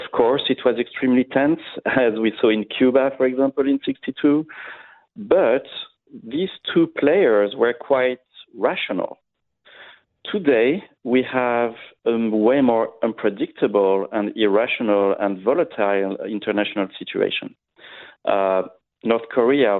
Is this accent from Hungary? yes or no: no; France; I grew up in France, in Europe